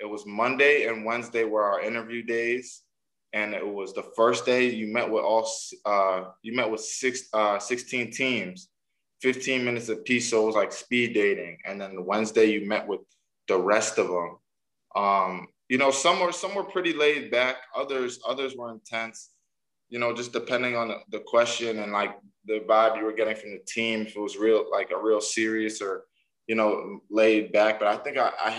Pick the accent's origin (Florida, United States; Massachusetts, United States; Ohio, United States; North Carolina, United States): Massachusetts, United States; Grafton; also born or lived in Framingham, Massachusetts; where I grew up in Framingham, before I moved to Grafton